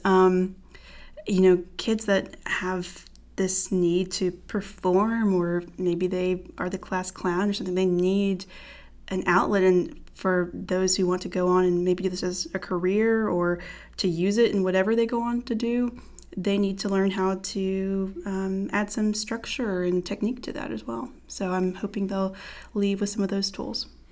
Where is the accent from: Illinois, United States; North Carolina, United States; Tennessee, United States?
North Carolina, United States; Fayetteville; I'm originally from Fayetteville, North Carolina, military town, but not a military kid. Um, grew up there